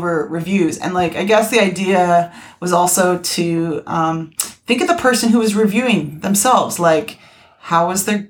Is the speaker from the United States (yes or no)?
no; Canada; I'm from Canada.